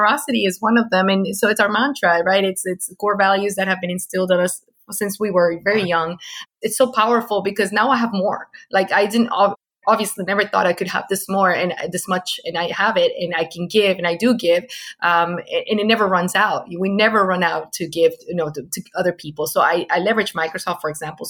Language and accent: English; Venezuela; English is a second language; moved away; I came from Venezuela